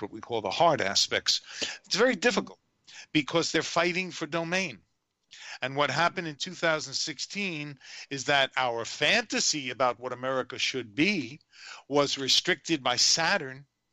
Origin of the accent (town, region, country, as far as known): New York City, New York, United States